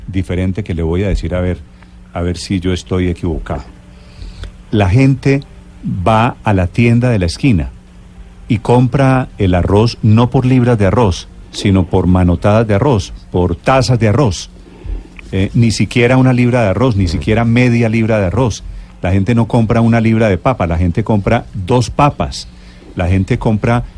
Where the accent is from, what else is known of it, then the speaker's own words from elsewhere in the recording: Colombia; somos todos los colombianos